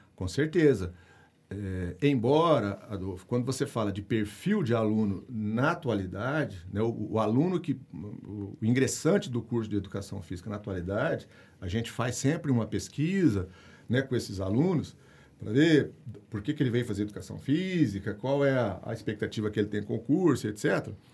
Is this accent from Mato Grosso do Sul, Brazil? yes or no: yes; Mato Grosso do Sul, Brazil; moved away; eu fui atleta é, das categorias de base lá no meu estado do Mato Grosso do Sul